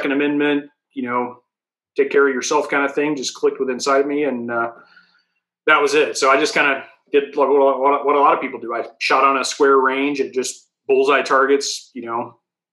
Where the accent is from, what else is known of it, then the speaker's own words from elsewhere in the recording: Knoxville, Tennessee, United States; I was born and raised in Knoxville